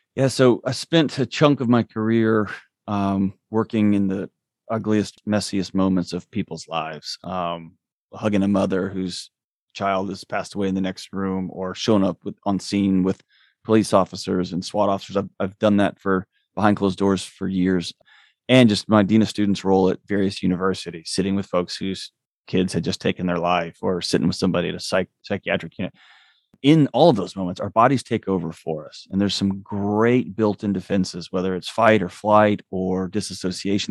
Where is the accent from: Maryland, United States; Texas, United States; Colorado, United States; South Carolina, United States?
Texas, United States; now in Nashville, United States; I was born and raised in Texas